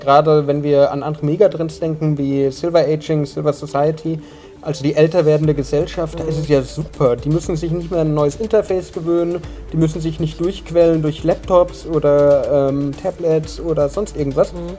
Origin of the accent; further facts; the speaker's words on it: Munich, Bavaria, Germany; Als Münchner